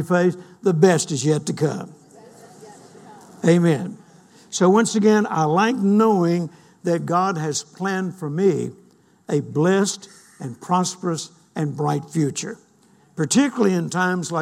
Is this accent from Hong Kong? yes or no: no; United States; I'm an American and proud to be an American